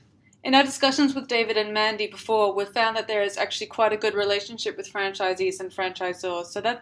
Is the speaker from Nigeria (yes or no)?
no; Perth, Western Australia, Australia; growing up in the Hillary's, Whitfords and Ocean Reef area myself, I know it's more residential and commercial shopping centres, like retail outlets, that kind of area.